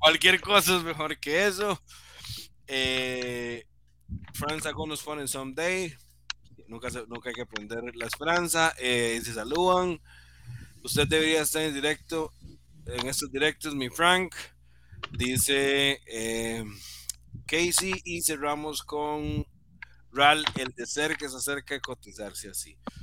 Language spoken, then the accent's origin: Spanish; San Sebastián, San José, Costa Rica; Yo soy de San Sebastián